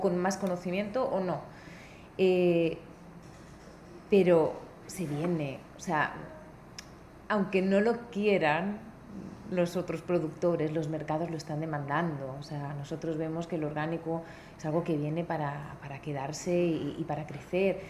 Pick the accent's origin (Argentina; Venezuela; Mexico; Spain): Spain; Benidorm, Valencian Community; moved away as an adult; also born or lived in New Zealand; yo nací en una ciudad muy turística que se llama Benidorm